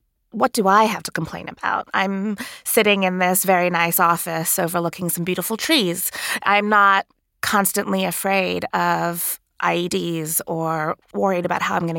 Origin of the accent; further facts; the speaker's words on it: Sri Lanka; now in United States; I grew up in Sri Lanka, which is a country that has been war-torn for many decades